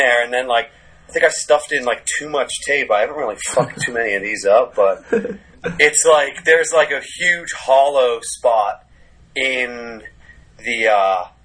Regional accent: Cape Cod, Massachusetts, United States; now in New York, United States; growing up on the Cape

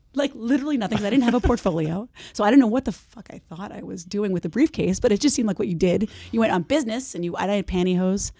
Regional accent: New Jersey, United States; moved away as an adult; also born or lived in San Francisco, California; I'm from New Jersey, and I'm back there now. I live there now

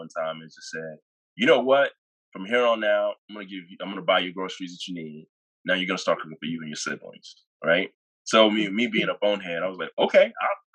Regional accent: Dallas–Fort Worth area, Texas, United States; also born or lived in Nigeria / Irving, Texas / Houston, Texas; I am a Nigerian. I was born in Nigeria and moved to the DFW area in 96. And I was pretty young then. So pretty much I grew up here

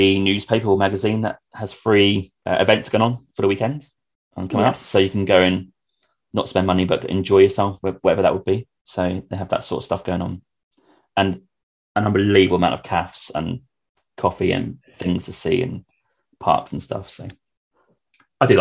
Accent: England, United Kingdom; also born or lived in London; I'm from England

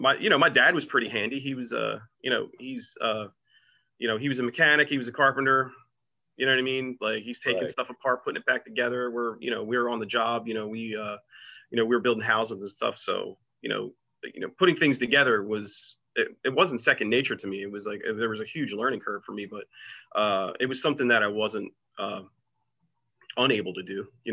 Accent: Atlantic City, New Jersey, United States; I'm from Atlantic City, New Jersey. I grew up on Georgia Avenue, in a section of the city called Ducktown.

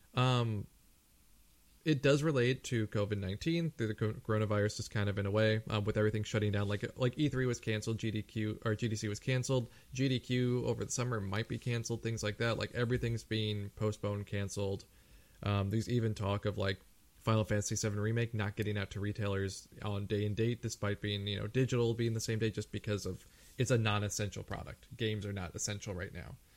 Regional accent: United States; also born or lived in Japan; as an American.

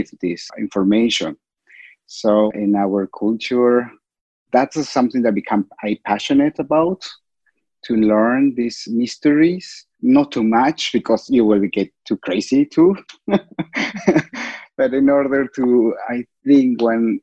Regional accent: Cusco, Peru; I originally from Cusco. I'm from Cusco, Peru

